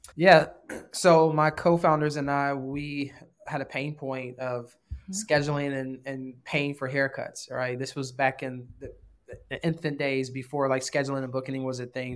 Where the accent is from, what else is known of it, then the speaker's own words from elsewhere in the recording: Chicago, Illinois, United States; I grew up in Rose, the Roseland um, neighborhoods in the, what's called the hundreds